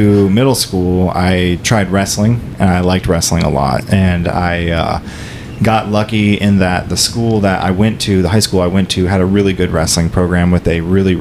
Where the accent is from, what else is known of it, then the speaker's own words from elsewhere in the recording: St. Cloud, Florida, United States; moved away as an adult; also born or lived in Kissimmee, Florida; now in North Central Florida, United States; I was born and raised in St. Cloud, and it just got way too crowded